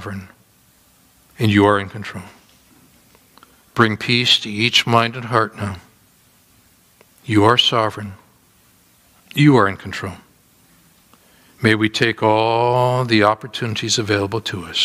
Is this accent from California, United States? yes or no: no; Wisconsin, United States; I'm Wisconsin